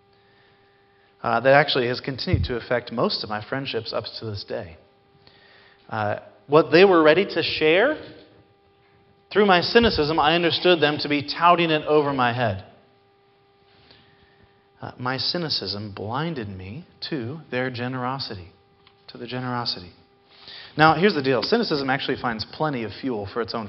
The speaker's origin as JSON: {"language": "English", "town": "Seattle", "region": "Washington", "country": "United States", "tie": "born or raised there", "said": "growing up in Seattle, in the summers in 4th and 5th grade, my mom would often take us and drop us off at Green Lake"}